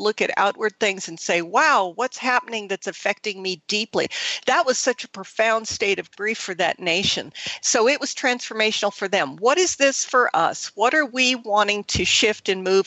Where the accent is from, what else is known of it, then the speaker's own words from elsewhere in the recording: Thailand; moved away; I grew up in Southeast Asia. I grew up in Thailand